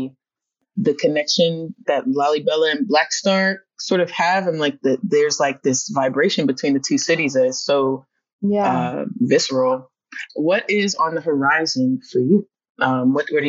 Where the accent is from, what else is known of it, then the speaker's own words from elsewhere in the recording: New Jersey, United States; also born or lived in Washington, District of Columbia, United States; now in Baltimore, United States; I used to live in DC and then I grew up in New Jersey